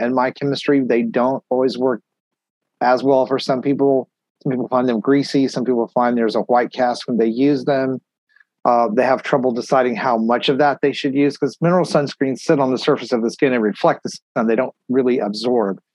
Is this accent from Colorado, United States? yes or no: no; Texas, United States; also born or lived in Tennessee / Pennsylvania; now in Florida, United States; I grew up in Texas, you know, I lived there most of my life